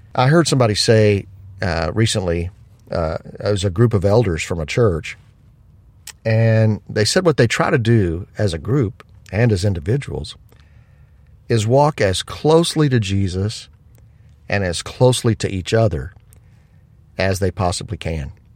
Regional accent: United States; as an American

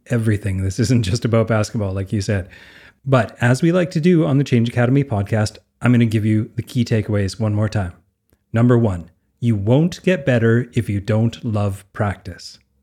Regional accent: Canada; I'm Canadian, so I played a lot of hockey

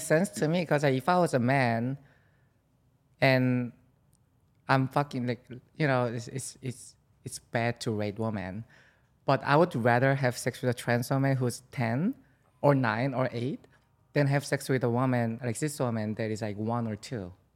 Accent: South Korea; now in New York City, United States; I'm from South Korea

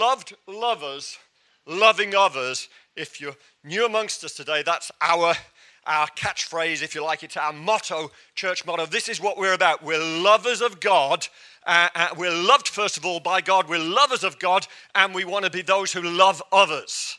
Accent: England, United Kingdom; I'm English

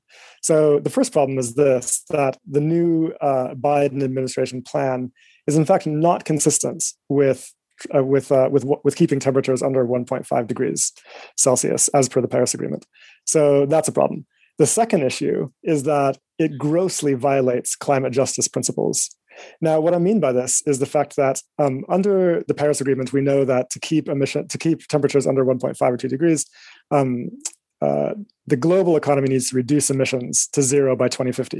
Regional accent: Eswatini; also born or lived in United States; now in London, United Kingdom; I am originally from Eswatini, a small country in Southern Africa.

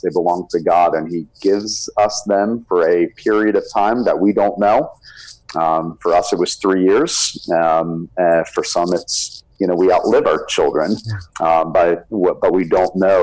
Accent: South Florida, United States; also born or lived in Birmingham, Alabama; we grew up here in South Florida

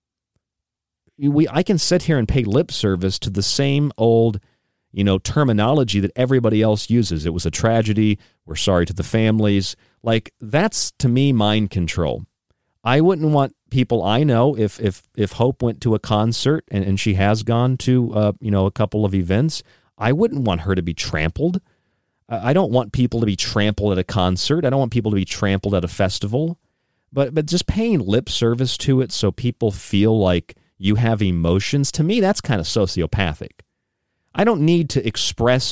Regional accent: Morgantown, West Virginia, United States; also born or lived in North Carolina; now in New York, United States; I stayed in West Virginia on the way, where I grew up in Morgantown for a couple of years

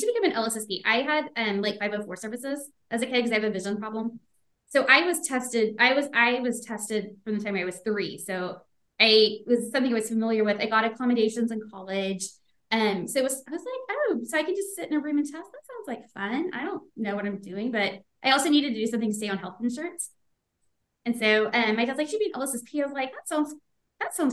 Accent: Beaumont, Texas, United States; I grew up in the Beaumont area

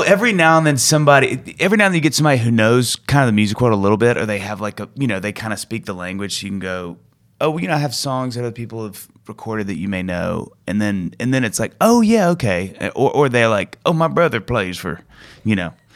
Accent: Kosciusko, Mississippi, United States; moved away; I grew up in Mississippi in this really small town called Kosciuszko

